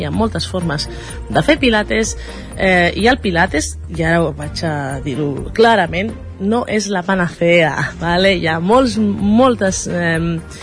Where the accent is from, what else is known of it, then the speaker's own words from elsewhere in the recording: La Garriga, Catalonia, Spain; nosaltres som de la Garriga.